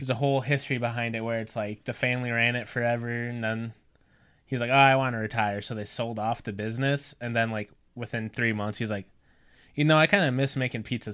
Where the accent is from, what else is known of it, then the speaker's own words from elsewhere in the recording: North Central Illinois, United States; We're from North Central Illinois